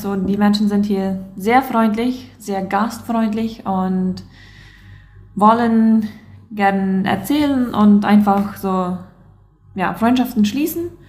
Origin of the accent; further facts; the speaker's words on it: Loma Plata, Boquerón, Paraguay; ich komme aus Loma Plata